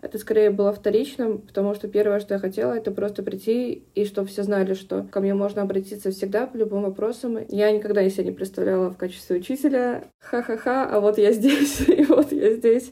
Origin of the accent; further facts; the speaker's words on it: Saint Petersburg, Russia; moved away as an adult; now in Yamalo-Nenets Autonomous Okrug, Russia; я из Санкт-Петербурга